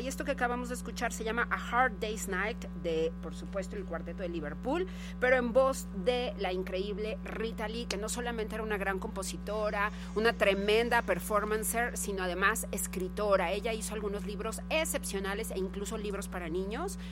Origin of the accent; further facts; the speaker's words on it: Guadalajara, Jalisco, Mexico; moved away; allá en mi ciudad natal, gracias a Radio Universidad de Guadalajara